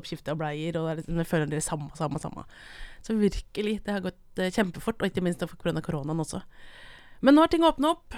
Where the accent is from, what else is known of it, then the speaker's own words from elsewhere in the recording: Brumunddal, Innlandet, Norway; moved away as an adult; Jeg kommer fra Brumunddalen